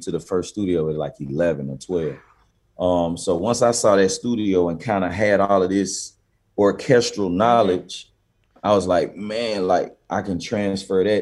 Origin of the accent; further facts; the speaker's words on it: Memphis, Tennessee, United States; also born or lived in Cordova, Tennessee; I'm from South Memphis